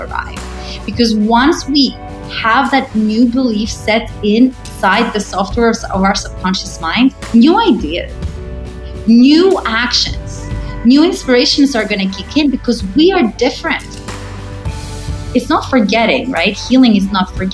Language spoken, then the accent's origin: English; Greece; moved away; also born or lived in United States; I'm originally from Greece